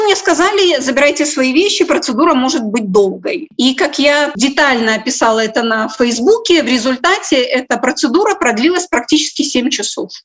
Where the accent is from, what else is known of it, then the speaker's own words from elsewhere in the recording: Minsk, Belarus; moved away as an adult; also born or lived in Kyiv, Ukraine; now in Ukraine; я родилась в Минске, я гражданка Республики Беларусь и с 97 года, 1997 года живу